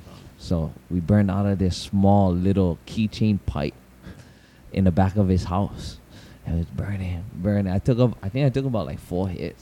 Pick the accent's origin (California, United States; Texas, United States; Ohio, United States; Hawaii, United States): Hawaii, United States; Pearl City; also born or lived in Kapolei, Hawaii; I was about to go Pearl City because I came from Kapolei. I used to live in Kapolei, and then I moved back to my grandma's house.